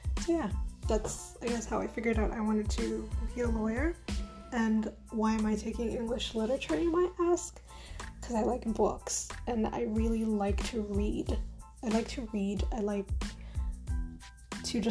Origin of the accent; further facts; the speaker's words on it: Uganda; moved away as an adult; now in Canada; I grew up in Uganda, in Jinja. Well, technically Buikwe. I grew up in Bukaya.